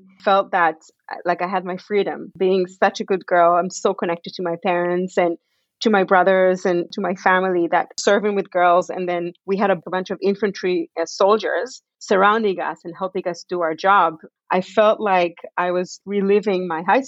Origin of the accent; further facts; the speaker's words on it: Israel; moved away as an adult; also born or lived in Canada / Victoria, Canada; now in Vancouver, Canada; I grew up in Israel. I was born in Canada, but I grew up in Israel.